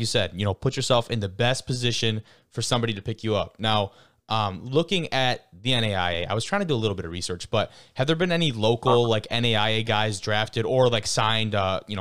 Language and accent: English; Lake Orion, Michigan, United States; I'm from Lake Orion